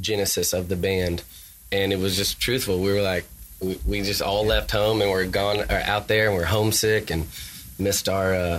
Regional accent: the South, United States; accent: twang; We're all from the South. So I think we have a little bit of that twang in our voices just naturally

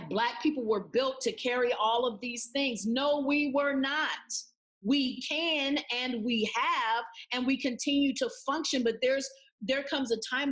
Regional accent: San Antonio, Texas, United States; now in Tulsa, United States; I didn't grow up in Tulsa. I grew up in San Antonio, Texas. I was a part of a military family

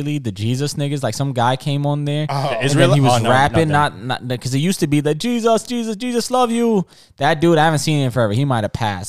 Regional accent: New York, United States; as a New Yorker

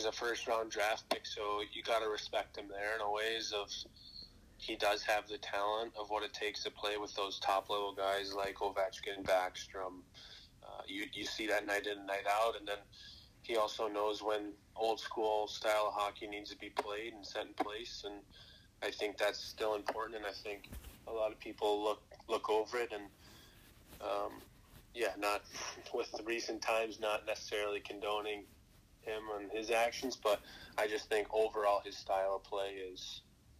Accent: Big Rapids, Michigan, United States; growing up, I'm from Big Rapids, Michigan

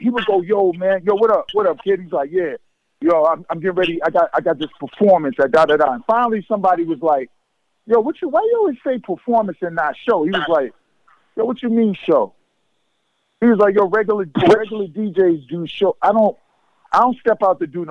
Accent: New York, United States; I'm a New Yorker

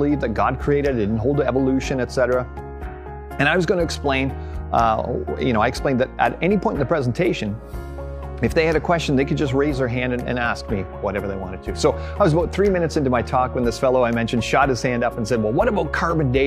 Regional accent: Canada; I grew up here in Canada.

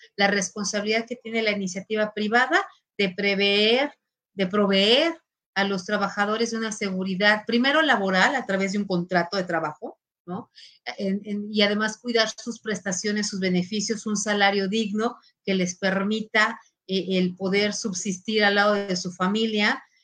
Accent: Mexico; soy mexicana

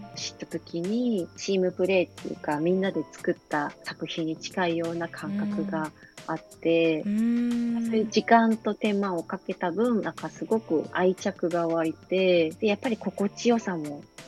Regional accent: Tokyo, Japan; moved away as an adult; now in Kumano, Japan; もともとはあの東京生まれ東京育ちでまあ、練馬区っていうところをずっと過ごしてたんですけれども

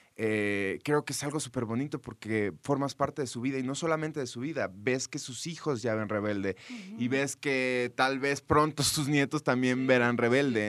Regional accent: McAllen, Texas, United States; en Texas, eh, de donde yo soy, en McAllen

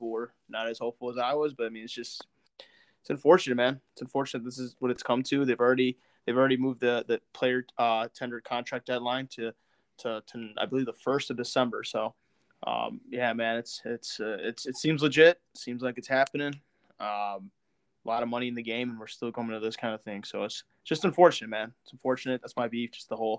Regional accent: United States; I'm also American, man. Obviously, that's like my country, my first country. That's where I'm born, you know.

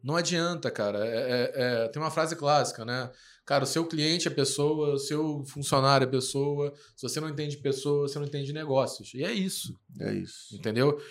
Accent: Rio de Janeiro, Brazil; a gente é carioca, então esse é o nosso jeito de falar mesmo.

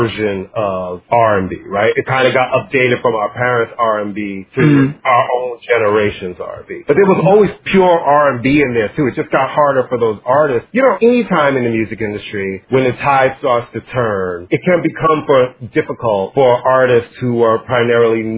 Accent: New York, United States; I'm from New York

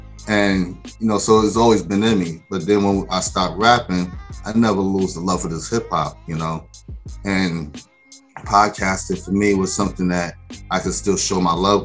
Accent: Mount Vernon, New York, United States; I grew up in Mount Vernon, New York

